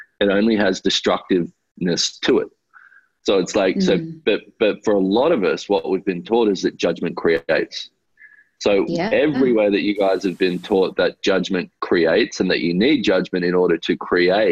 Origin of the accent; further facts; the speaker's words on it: Australia; I grew up in Australia